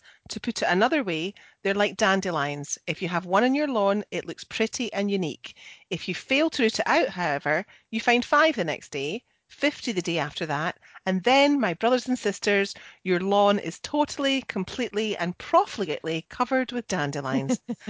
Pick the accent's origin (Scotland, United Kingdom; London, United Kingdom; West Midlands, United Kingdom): Scotland, United Kingdom; I'm the Scottish one.